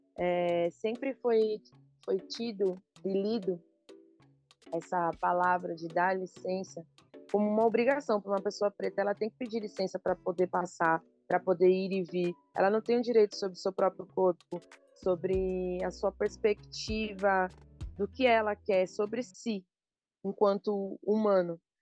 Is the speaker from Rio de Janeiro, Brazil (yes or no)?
no; São Paulo, Brazil; Eu sou de São Paulo, mas eu trago essa ancestralidade da Bahia